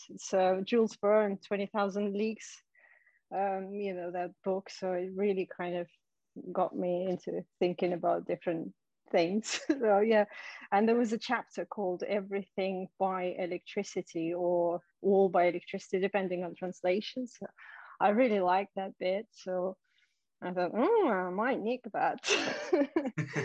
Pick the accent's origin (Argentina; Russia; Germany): Russia; Siberia; moved away; I'm originally from Siberia. So in Siberia, where I was at school, there was a school band